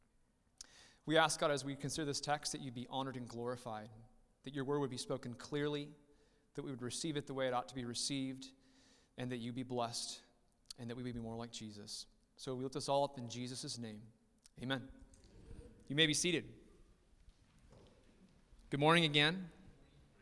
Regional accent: Riverside, United States; we were somewhat born and raised in Riverside. I spent majority of my childhood in Riverside

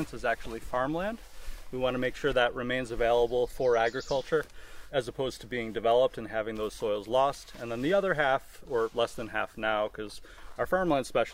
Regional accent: Fredonia, New York, United States; I grew up near here in Fredonia, New York

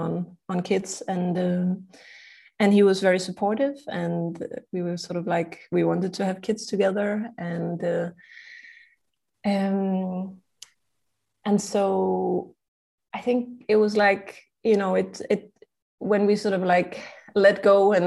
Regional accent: Denmark; now in Prague, Czech Republic; I'm originally from Denmark, and I'm based in Prague, Czech Republic.

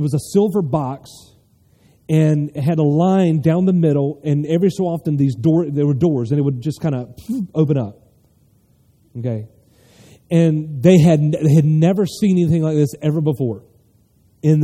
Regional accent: North Carolina, United States; I'm from North Carolina

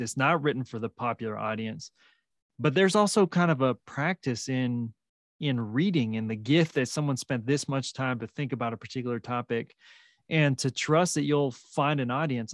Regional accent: Salinas, California, United States; now in New Mexico, United States; where I grew up in Salinas

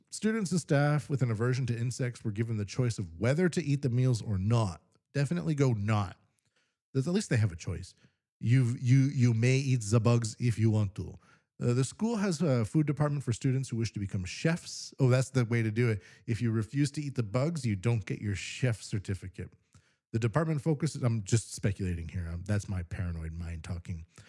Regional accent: Canada; now in Japan; I'm from Canada

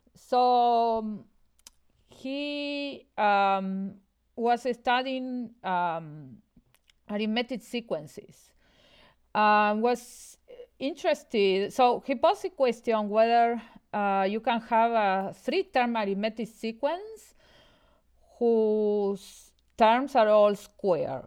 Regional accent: Buenos Aires, Argentina; moved away as an adult; also born or lived in Austin, Texas, United States; now in Montreal, Canada; I'm originally from Argentina. I grew up in Buenos Aires

